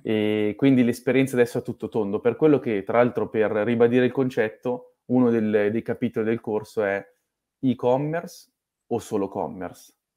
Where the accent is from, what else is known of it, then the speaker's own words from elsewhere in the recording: Milan, Lombardy, Italy; sono nato a Milano